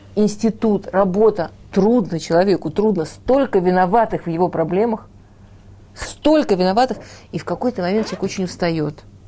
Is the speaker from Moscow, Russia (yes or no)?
yes; Moscow, Russia; now in Israel; я училась в художественной школе в Москве